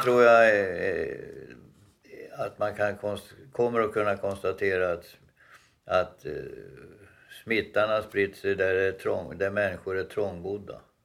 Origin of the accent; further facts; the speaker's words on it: Dalarna County, Sweden; moved away; hemma i Dalarna på 50-60-talet